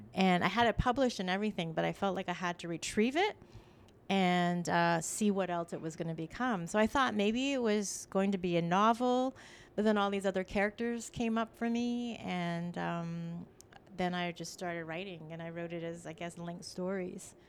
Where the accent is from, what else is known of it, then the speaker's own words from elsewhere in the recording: Toronto, Ontario, Canada; English is a second language; also born or lived in Ottawa; now in Toronto, Canada; I was from Scarborough